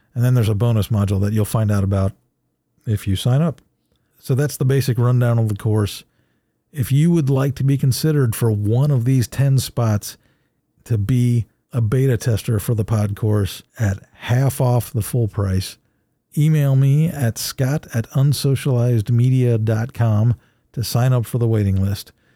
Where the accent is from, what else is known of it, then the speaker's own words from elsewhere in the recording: Ohio, United States; I'm from Ohio, but I was never a Buckeye